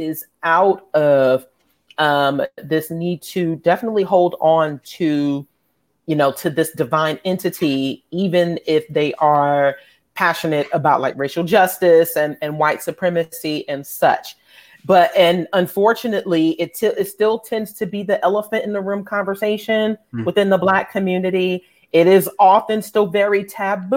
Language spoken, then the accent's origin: English; New York City, New York, United States; now in Atlanta, United States; having been born and raised in New York City